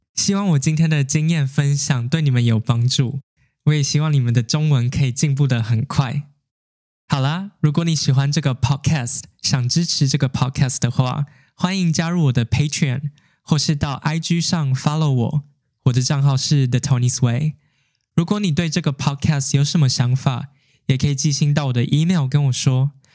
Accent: Taiwan; 自从我回台湾之后

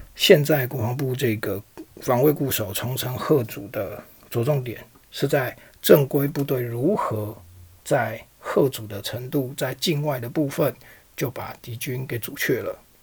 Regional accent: Taiwan; 我们台湾这边

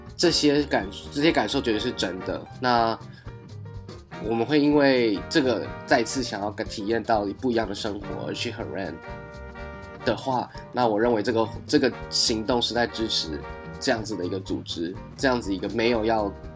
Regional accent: Taiwan; 我们在台湾

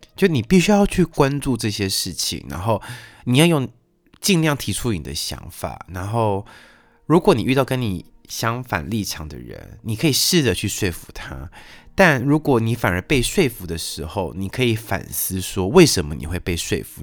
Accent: Taiwan; moved away as an adult; 我在台湾受教育长大，我的逻辑思考训练是在台湾，呃，受到的训练

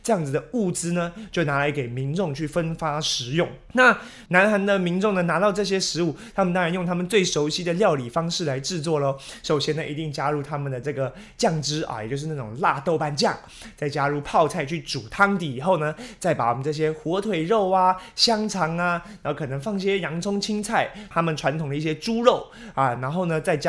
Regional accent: Taiwan; 我们台湾人常吃到的各式各样的火锅

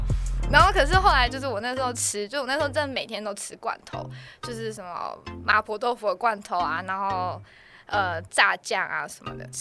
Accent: Taipei, Taiwan; 土生土长天龙人。

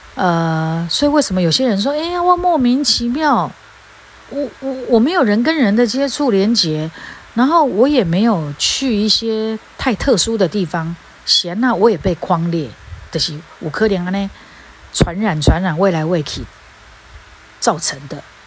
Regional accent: Taiwan; 我们台湾人

